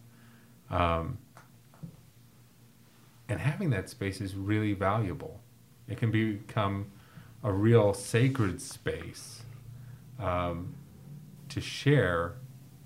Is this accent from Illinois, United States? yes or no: yes; Chicago, Illinois, United States; I grew up in Chicago between O'Hare and Midway Airport